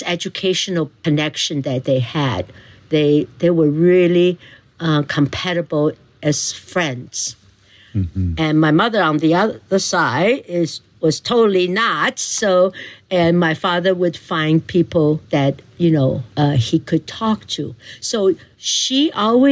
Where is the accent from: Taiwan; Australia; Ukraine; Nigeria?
Taiwan; moved away as an adult; also born or lived in Nanjing, China / Wisconsin, United States; now in Mendocino, United States; we moved to Taiwan, and I was only 2 years old. So I pretty much grew up in Taiwan for 19 years